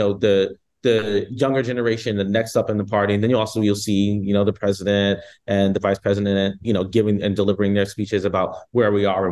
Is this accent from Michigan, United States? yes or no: no; California, United States; I'm from East Coast and I'm from California